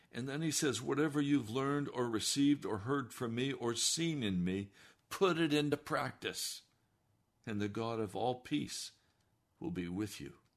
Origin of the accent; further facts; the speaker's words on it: the West, United States; I was raised in the West